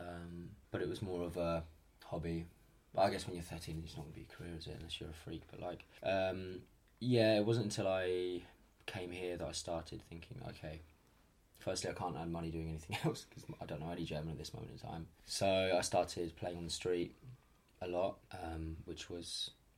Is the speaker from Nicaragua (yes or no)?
no; United Kingdom; moved away as an adult; I'm going to go home, back to the UK